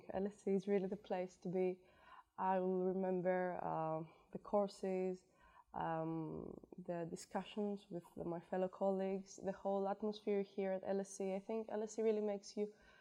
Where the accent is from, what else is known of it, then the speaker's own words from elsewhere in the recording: Greece; moved away; I'm from Greece